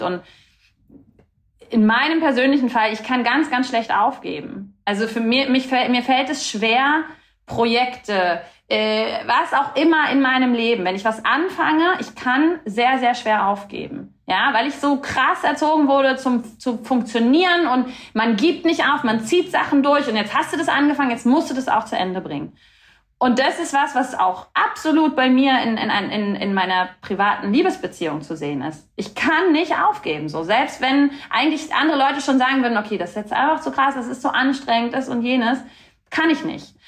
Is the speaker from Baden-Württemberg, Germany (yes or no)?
no; Rostock, Mecklenburg-Vorpommern, Germany; moved away; also born or lived in Stralsund / Berlin; Ich bin in einer Stadt aufgewachsen, in zwei Städten, in Rostock und in Stralsund